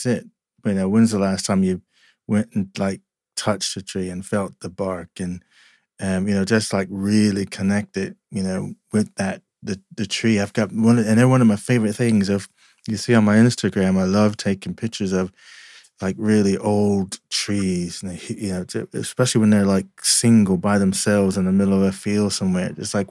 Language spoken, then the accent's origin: English; Asbury Park, New Jersey, United States; I grew up in New Jersey, Jersey Shore, Asbury Park kind of area